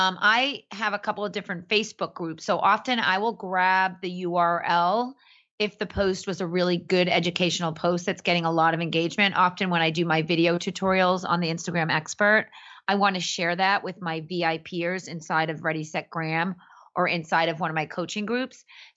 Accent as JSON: {"language": "English", "town": "Boston", "region": "Massachusetts", "country": "United States", "said": "I'm from Boston"}